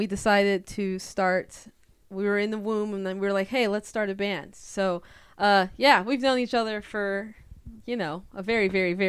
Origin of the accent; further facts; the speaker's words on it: Seattle, Washington, United States; we're born and raised in Seattle.